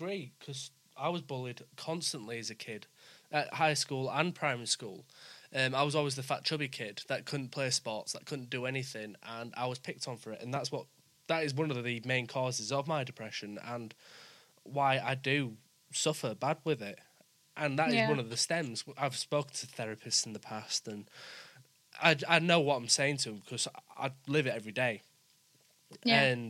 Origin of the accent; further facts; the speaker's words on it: West Bromwich, West Midlands, United Kingdom; accent: Yorkshire; also born or lived in Leeds / Wakefield / York; because I'm from West Bromwich, moved up to Leeds and then moved around Leeds and Wakefield and then York. So I've got different, like, Yorkshire acce